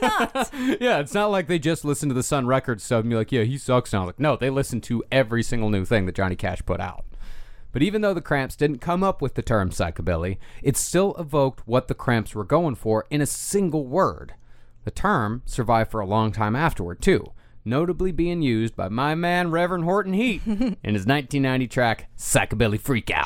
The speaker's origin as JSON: {"language": "English", "region": "Texas", "country": "United States", "tie": "born or raised there", "said": "all of us Texans growing up"}